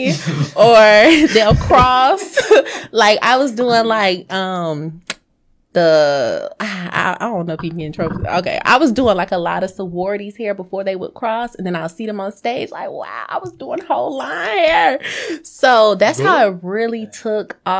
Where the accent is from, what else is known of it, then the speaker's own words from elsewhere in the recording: Hollywood, Florida, United States; now in Stockbridge, United States; I'm from Hollywood, Florida